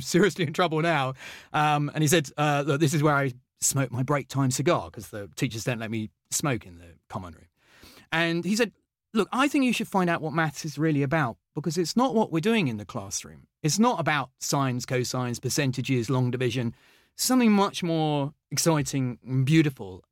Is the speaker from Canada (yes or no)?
no; Henley-on-Thames, South East England, United Kingdom; also born or lived in London; I grew up in, in Henley. I was born in London, uh, but we moved to Oxfordshire